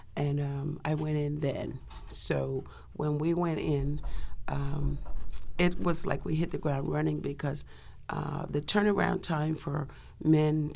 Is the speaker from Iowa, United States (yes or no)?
no; Arkansas, United States; moved away as an adult; also born or lived in St. Louis, Missouri; I was born in Arkansas. It's a little town called Emancy. It's just across the bridge from Memphis, Tennessee, about 15 minutes.